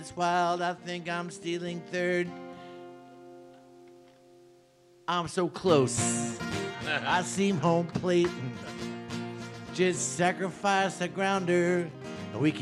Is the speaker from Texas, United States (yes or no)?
no; Milwaukee, Wisconsin, United States; moved away; also born or lived in Atlanta; I grew up in Milwaukee, so I grew up with the Milwaukee Braves